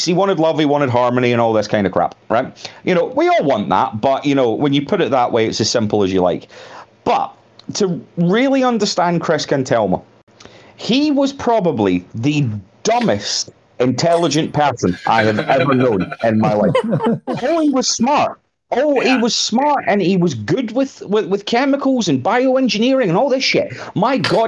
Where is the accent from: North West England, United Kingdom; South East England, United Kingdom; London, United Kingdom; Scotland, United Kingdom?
Scotland, United Kingdom; I'm Scottish